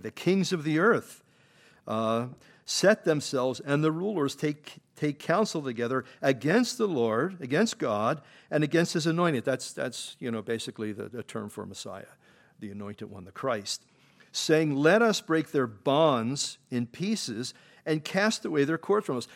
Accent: Philadelphia, Pennsylvania, United States; I grew up in Philadelphia.

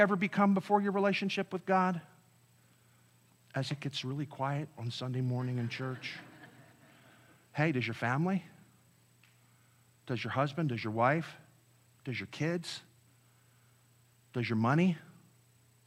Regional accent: Delaware County, Pennsylvania, United States; I grew up in Delaware County in Pennsylvania

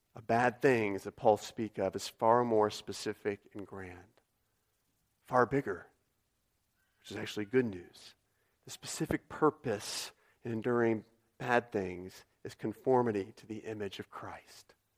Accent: United States

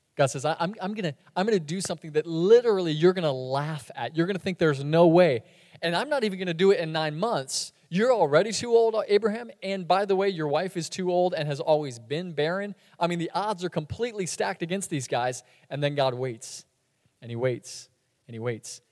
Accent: Sebring, Florida, United States; moved away; moving into my dad's house in my hometown, which is Sebring, Florida

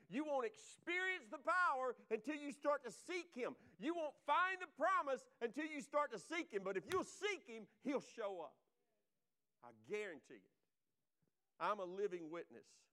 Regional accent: Laurel, Mississippi, United States; Evangel Temple Assembly of God, Laurel, Mississippi. Raised there

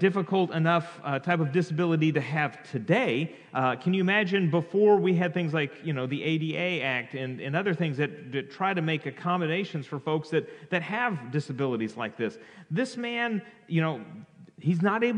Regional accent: California, United States; I grew up in California

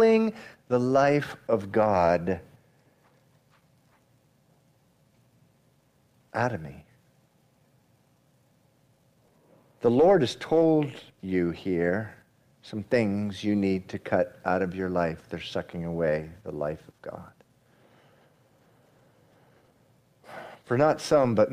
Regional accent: Massachusetts, United States; moved away; also born or lived in Miami; I grew up in Massachusetts, moved away. Eventually made my way to Miami

